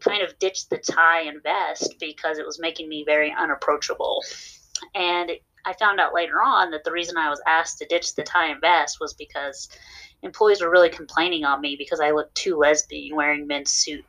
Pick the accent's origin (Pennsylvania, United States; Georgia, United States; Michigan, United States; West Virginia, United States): West Virginia, United States; now in Dallas, United States; I'm originally from West Virginia, and in West Virginia, people don't really like difference